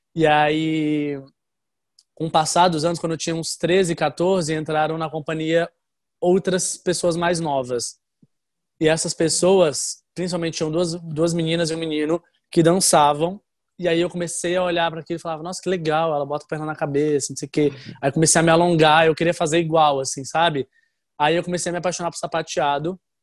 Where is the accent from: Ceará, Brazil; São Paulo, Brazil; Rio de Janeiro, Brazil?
Ceará, Brazil; Fortaleza; also born or lived in Florianópolis; Eu morava em Fortaleza, que é a cidade dos meus pais. Eu nasci em Florianópolis, mas eu fui para Fortaleza bem novinho